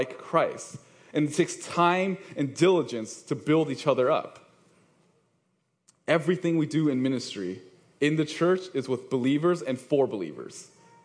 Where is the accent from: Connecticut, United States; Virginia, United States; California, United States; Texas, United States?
California, United States; East Bay; I'm from the East Bay, so I'm representing East Bay here.